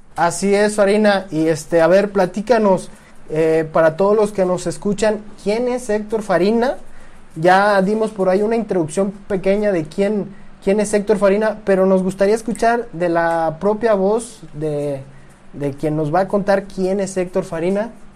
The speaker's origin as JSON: {"language": "Spanish", "region": "Jalisco", "country": "Mexico", "said": "soy del Merito Jalisco"}